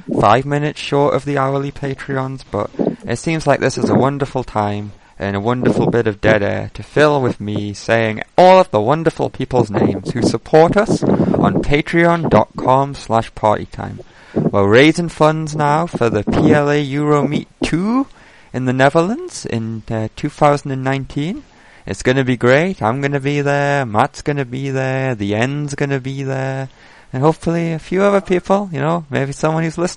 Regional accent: England, United Kingdom; as an Englishman

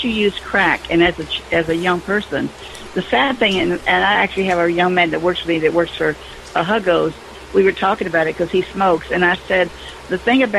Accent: the South, United States; I'm a Southerner and I'm supposed to not like your kind

